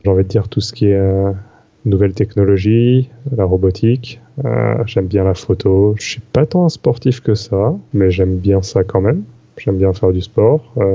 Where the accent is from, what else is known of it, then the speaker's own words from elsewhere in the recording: Paris, Île-de-France, France; moved away as an adult; now in Montreal, Canada; je suis pas du Canada, donc avant j'étais parisien